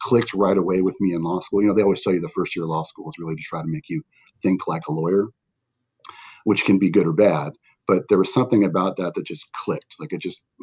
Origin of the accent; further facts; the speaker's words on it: Westminster, United States; I grew up here in Westminster